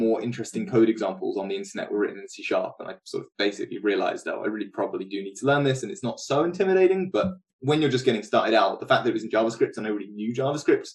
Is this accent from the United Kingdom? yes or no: yes; Norwich, East of England, United Kingdom; moved away as an adult; also born or lived in Bournemouth; now in Cambridge, United Kingdom; So originally I'm from Norwich